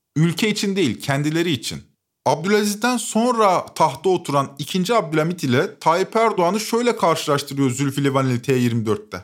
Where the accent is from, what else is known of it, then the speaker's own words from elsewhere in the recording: Turkey; Biz artık pasaportumuz ve liramız pul haline geldiği için Avrupa'ya gidemiyoruz